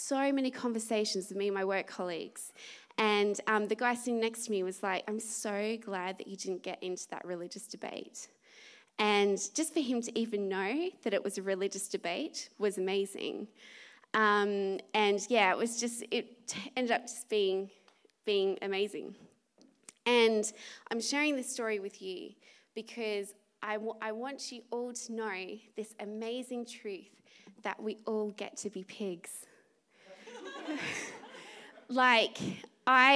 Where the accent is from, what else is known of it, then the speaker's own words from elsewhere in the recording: Australia; I'm Australian